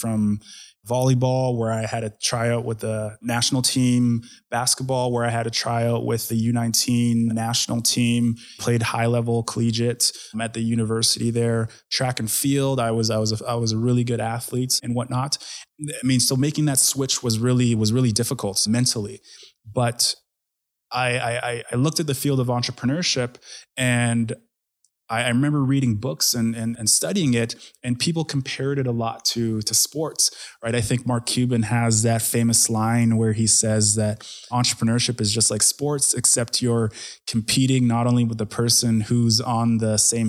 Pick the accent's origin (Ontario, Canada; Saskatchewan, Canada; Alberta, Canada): Alberta, Canada; Edmonton; So I was pretty much born and raised in Edmonton. And when I say that, I wasn't technically born here, but my family immigrated here when I was 3 years old.